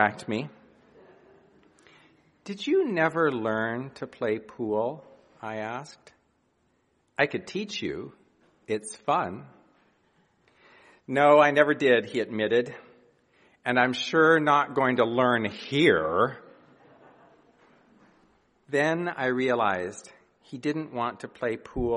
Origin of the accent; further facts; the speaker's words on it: Montana, United States; moved away; I grew up in Montana